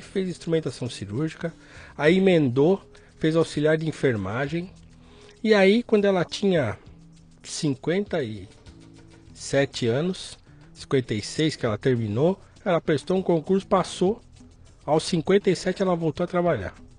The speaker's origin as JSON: {"language": "Portuguese", "region": "São Paulo", "country": "Brazil", "tie": "born or raised there", "also_born_or_lived": "Guarulhos", "said": "Nasci em Guarulhos, uhum. nasci no, no bairro do Gopouva, em Guarulhos. Morei lá até os nove anos. Uhum. Depois a gente mudou para o Jardim Tremembé, onde eu fui criado."}